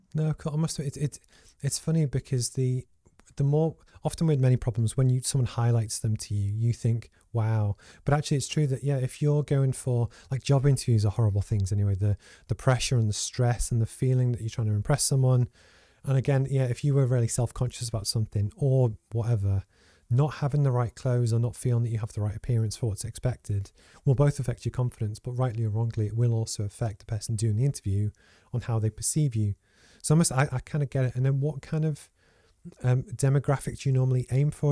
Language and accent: English; Liverpool, North West England, United Kingdom; also born or lived in Low Fell, Gateshead; now in Gateshead, United Kingdom; I grew up in Liverpool